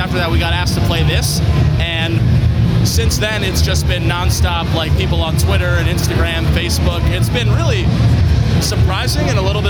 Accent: Reading, Pennsylvania, United States; I'm from Reading, PA

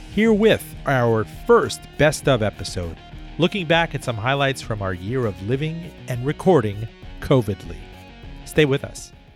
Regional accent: Miami, Florida, United States; Miami, my hometown

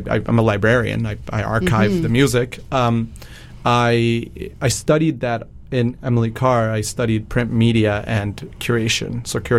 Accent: Mexico; moved away; I grew up in Mexico

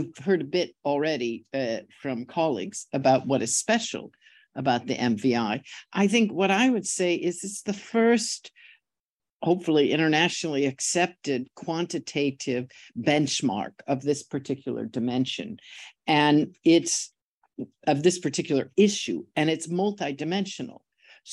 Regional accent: San Francisco, California, United States; I'm from San Francisco

